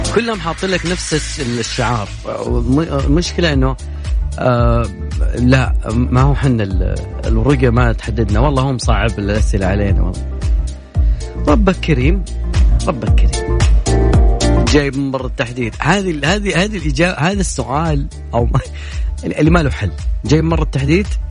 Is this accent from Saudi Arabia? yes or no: yes; Riyadh, Riyadh Province, Saudi Arabia; عندنا بالرياض